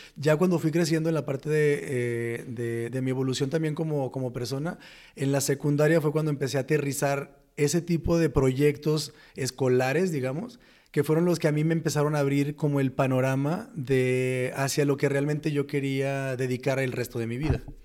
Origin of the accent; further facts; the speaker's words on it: Los Mochis, Sinaloa, Mexico; moved away; soy de Sinaloa, Los Mochis.